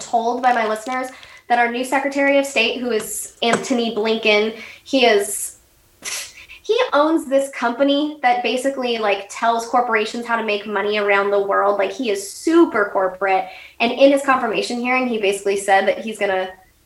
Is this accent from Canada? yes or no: no; United States; accent: American; When they would hear my accent, oh, you're American